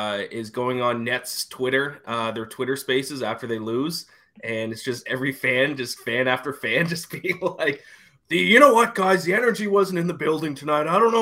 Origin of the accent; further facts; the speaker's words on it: Canada; moved away as an adult; now in New York, United States; even though I'm Canadian.